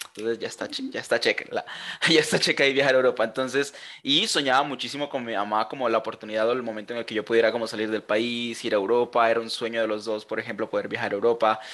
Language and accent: Spanish; Colombia; also born or lived in Germany; soy colombiano, aunque no parezca